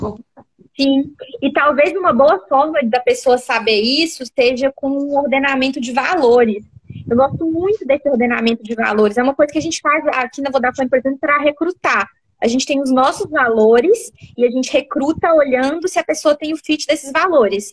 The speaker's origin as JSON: {"language": "Portuguese", "country": "Brazil", "tie": "born or raised there", "also_born_or_lived": "São Paulo", "moved": "as an adult", "lives_now": "Germany", "said": "eu fui criada no Brasil, minha vida inteira, minha família inteira é brasileira"}